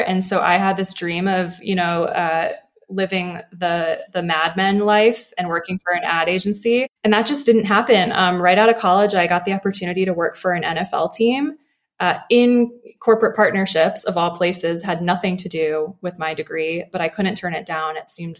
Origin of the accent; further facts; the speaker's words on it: Chesapeake Bay area, United States; I grew up sailing on the Chesapeake with my grandfather.